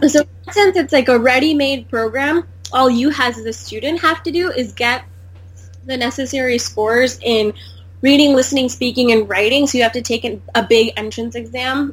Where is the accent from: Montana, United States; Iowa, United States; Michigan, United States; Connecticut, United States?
Michigan, United States; also born or lived in India; I was born in India, but I grew up in America